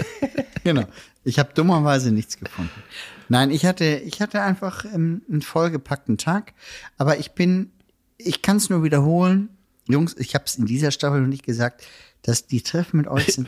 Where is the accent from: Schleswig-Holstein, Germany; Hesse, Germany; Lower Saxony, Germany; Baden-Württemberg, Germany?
Schleswig-Holstein, Germany; Elmshorn; Heimatstadt Elmshorn